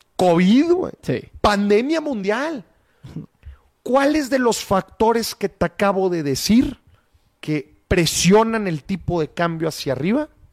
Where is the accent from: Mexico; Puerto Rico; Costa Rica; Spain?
Mexico